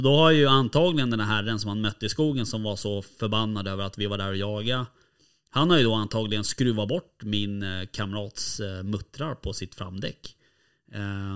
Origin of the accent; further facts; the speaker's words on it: Stockholm, Stockholm County, Sweden; vi är från Stockholm